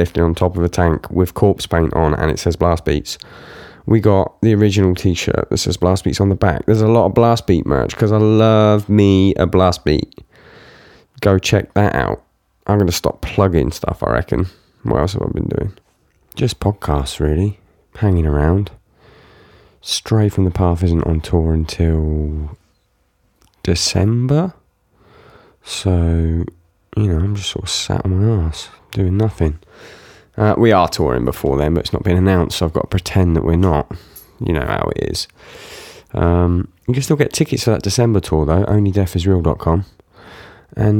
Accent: United Kingdom; I'm also British in an American band

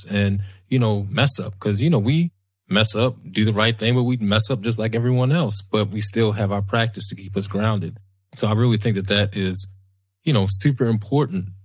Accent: Baltimore, Maryland, United States; we grew up in West Baltimore, lived in West Baltimore, dangerous place

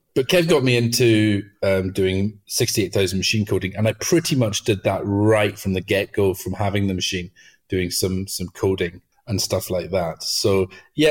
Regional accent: Outer Hebrides, Scotland, United Kingdom; I grew up in the Outer Hebrides

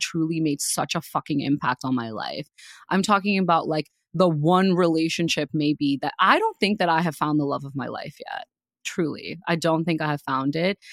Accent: India; moved away; I was raised in India

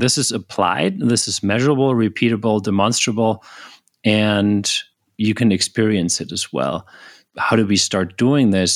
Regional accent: Germany; moved away as an adult; also born or lived in United States; I was born in Germany originally

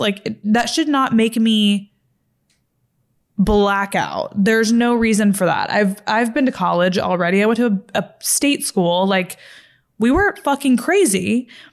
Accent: Fort Worth, Texas, United States; moved away as an adult; also born or lived in Los Angeles, California; I'm from Fort Worth, Texas

